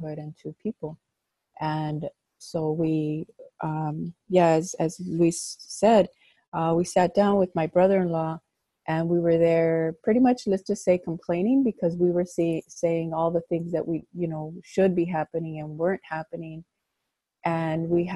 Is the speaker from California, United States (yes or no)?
yes; Los Angeles, California, United States; moved away as an adult; also born or lived in Chicago; I grew up in Pacoima